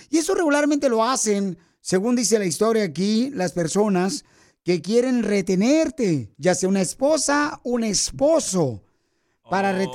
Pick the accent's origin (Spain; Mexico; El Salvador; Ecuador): Mexico; Oaxaca; now in Fresno, United States; Porque aquí venimos de Oaxaca a Fresno, Estados Unidos.